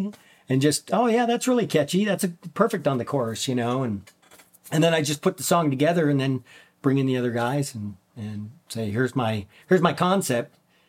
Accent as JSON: {"language": "English", "region": "Minnesota", "country": "United States", "tie": "born or raised there", "said": "As a child, I grew up in Minnesota, in way up near the Canadian border, small mining town."}